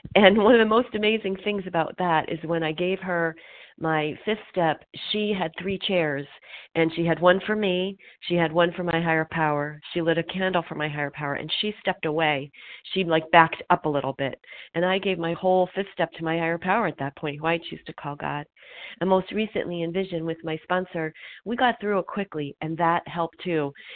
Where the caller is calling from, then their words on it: Pennsylvania, United States; I'm calling recovered from Pennsylvania